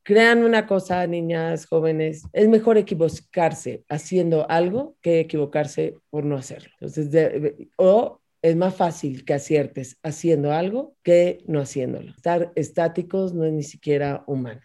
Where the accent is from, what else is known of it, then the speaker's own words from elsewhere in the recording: Mexico; Yo soy una mexicana demócrata defensora del Estado de Derecho